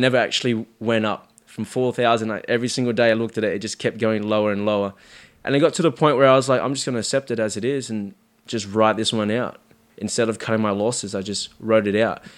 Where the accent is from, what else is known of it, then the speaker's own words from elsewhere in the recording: Sydney, New South Wales, Australia; also born or lived in Cabramatta; I grew up in Marrickville, so, like, the first bit of my life was in Marrickville